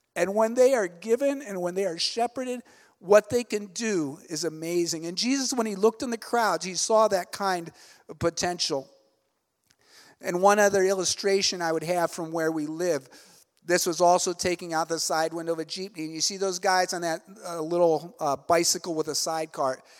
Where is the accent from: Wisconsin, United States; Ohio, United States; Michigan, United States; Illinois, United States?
Ohio, United States; moved away as an adult; also born or lived in Elizabeth, New Jersey; now in Cebu, Philippines; I'm originally from Ohio, so I grew up kind of in, uh, small town, U S